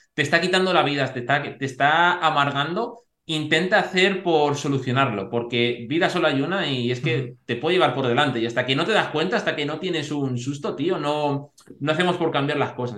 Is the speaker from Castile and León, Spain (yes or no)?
yes; Segovia, Castile and León, Spain; yo en ese sentido soy de Segovia